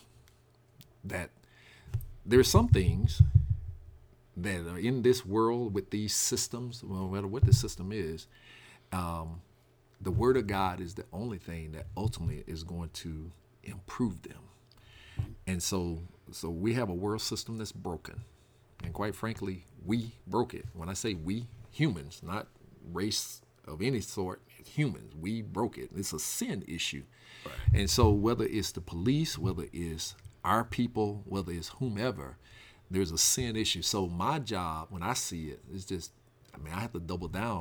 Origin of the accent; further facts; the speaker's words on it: Mississippi, United States; now in Michigan, United States; growing up in Mississippi